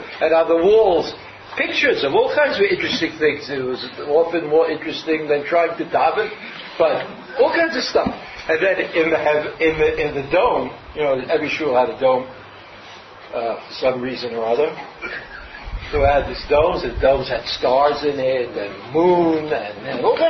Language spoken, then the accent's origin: English; Brooklyn, New York, United States; I grew up in Brooklyn